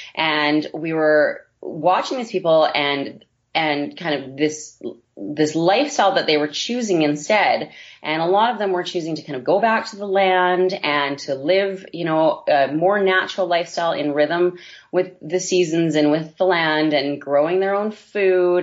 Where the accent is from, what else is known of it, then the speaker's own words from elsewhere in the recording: Vancouver, British Columbia, Canada; moved away; my husband and I both grew up in the city. We're both from Vancouver, BC, originally